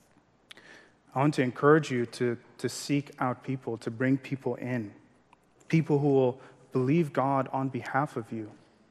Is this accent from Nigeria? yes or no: yes; Maiduguri, Borno, Nigeria; English is a second language; moved away; growing up in Nigeria